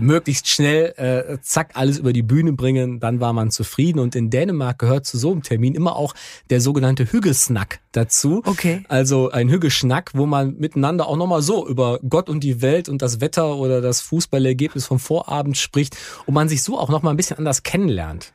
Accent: Germany; bei uns in Deutschland

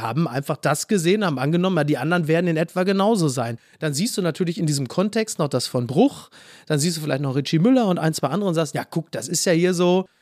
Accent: Castrop-Rauxel, North Rhine-Westphalia, Germany; Henrichenburg, wo ich herkomme, ist ja dann nochmal so in den Outs, das ist ja eher so das Münsterland

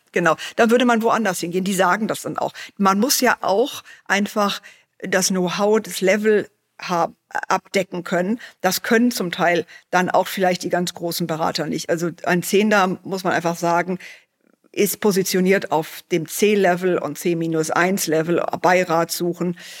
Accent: Germany; bei uns in Deutschland

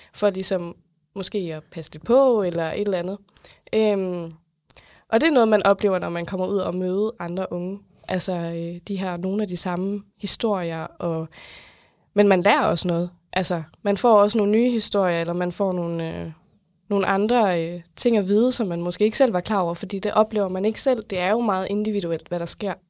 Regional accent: South Jutland, Southern Denmark, Denmark; now in Funen, Denmark; Jeg er opvokset i Sønderjylland, bor nu på Fyn

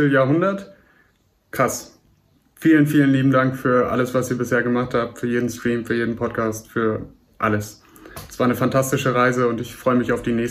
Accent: Düsseldorf, North Rhine-Westphalia, Germany; Nerdigste Grüße aus meiner Heimat Düsseldorf, wo wir uns dann am 11. Dezember sehen.

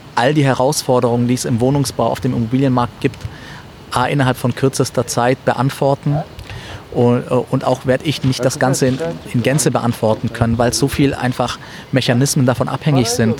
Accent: Ulm, Baden-Württemberg, Germany; moved away as an adult; also born or lived in Syria; now in Frankfurt, Germany; Ich bin in Ulm aufgewachsen

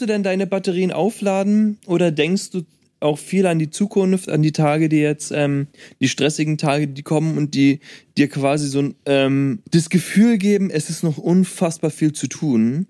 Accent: Berlin, Germany; ich komme aus Berlin

